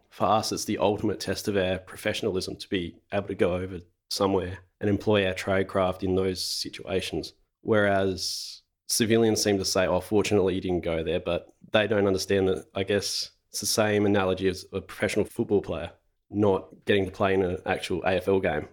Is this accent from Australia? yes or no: yes; Renmark, South Australia, Australia; now in Adelaide, Australia; I grew up in Renmark, which is a small country town about two hundred and fifty kilometres northeast of Adelaide